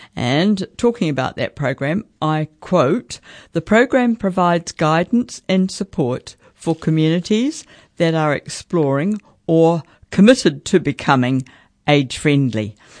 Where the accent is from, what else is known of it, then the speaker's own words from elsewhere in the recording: Central Hawke's Bay, New Zealand; growing up in Central Hawke's Bay